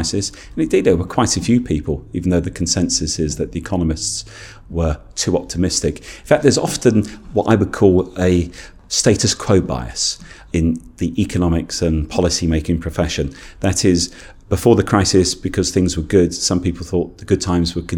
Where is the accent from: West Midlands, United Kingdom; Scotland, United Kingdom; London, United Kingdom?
London, United Kingdom; I grew up in London